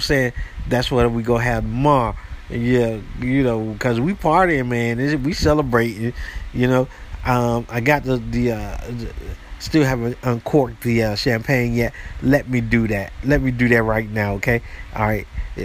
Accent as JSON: {"language": "English", "country": "United States", "said": "I am American"}